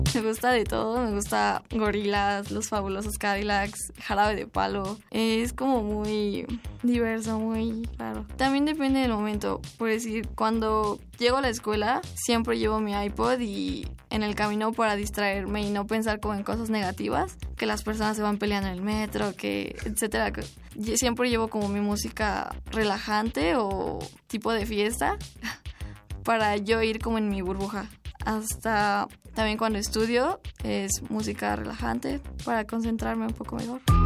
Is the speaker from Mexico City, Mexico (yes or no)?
yes; Mexico City, Mexico; yo nací en la Ciudad de México el 5 de octubre de 1996